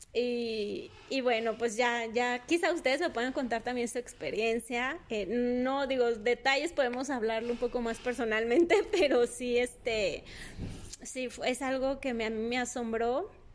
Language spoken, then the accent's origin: Spanish; Durango, Mexico; sigo aquí en Durango, mi ciudad natal que amo